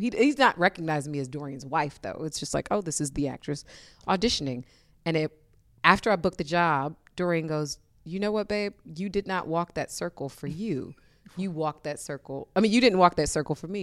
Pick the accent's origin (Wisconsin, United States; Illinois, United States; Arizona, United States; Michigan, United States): Michigan, United States; Detroit; moved away; growing up in Detroit